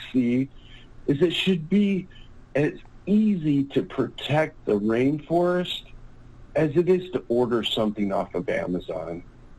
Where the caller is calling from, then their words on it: California, United States; from... I'm calling from California.